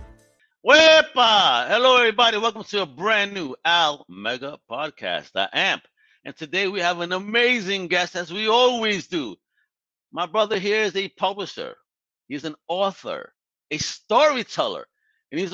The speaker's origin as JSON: {"language": "English", "town": "New York City", "region": "New York", "country": "United States", "tie": "born or raised there", "said": "I grew up in Greenpoint around a very big Polish community."}